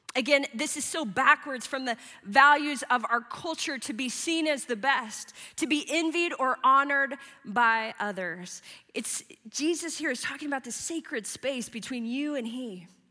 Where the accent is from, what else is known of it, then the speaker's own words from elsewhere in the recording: Midwest, United States; moved away; I grew up in the Midwest in the 80s and the 90s